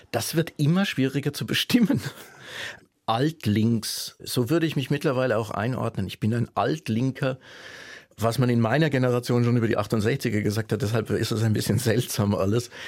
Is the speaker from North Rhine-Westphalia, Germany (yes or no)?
no; Würzburg, Bavaria, Germany; moved away as an adult; now in Leipzig, Germany; bin ich groß geworden in Franken